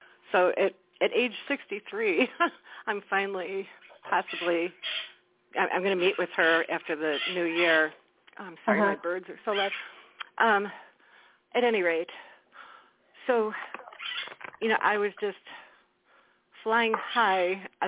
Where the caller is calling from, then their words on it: Wisconsin, United States; Hi, Claire Candy. … from Wisconsin.